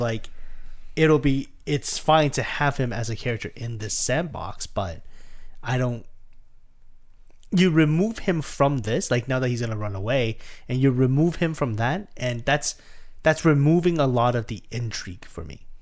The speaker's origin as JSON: {"language": "English", "country": "Canada", "said": "we're Canadian"}